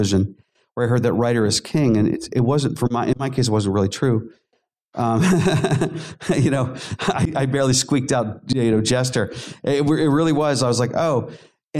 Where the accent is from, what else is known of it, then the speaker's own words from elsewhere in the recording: Pittsburgh, Pennsylvania, United States; I grew up in Pittsburgh